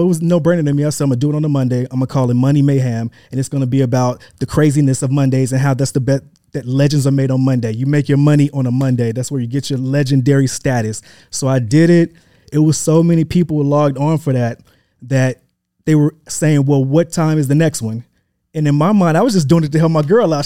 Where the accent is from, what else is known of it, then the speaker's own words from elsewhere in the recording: Atlanta, Georgia, United States; also born or lived in Memphis, Tennessee / Hampton University, Virginia / New York / Los Angeles; I am originally born in Memphis, Tennessee. Um, that, that's where I was born. I grew up in Atlanta, went to high school here